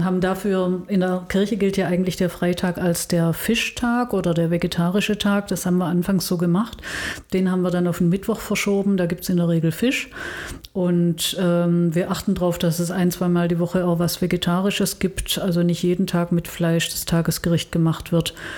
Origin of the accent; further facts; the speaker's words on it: Stuttgart, Baden-Württemberg, Germany; moved away as an adult; also born or lived in Tübingen; now in Bonn, Germany; Ich bin in Stuttgart geboren, das hört man wahrscheinlich unmittelbar, dass ich nicht aus dem Rheinland komme. Ähm, war damals katholisch und äh, bin da aufgewachsen